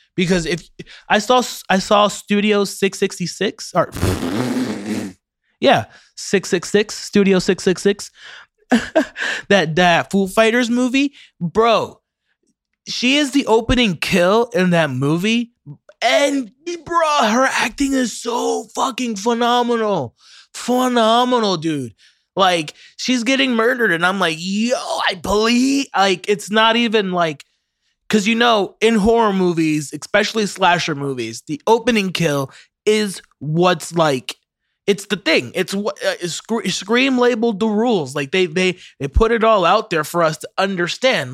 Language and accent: English; Ocala, Florida, United States; I'm from Ocala